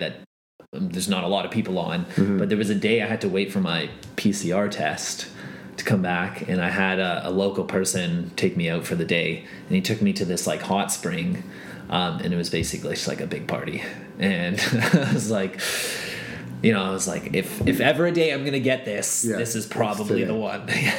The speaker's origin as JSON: {"language": "English", "country": "Canada", "said": "being Canadian"}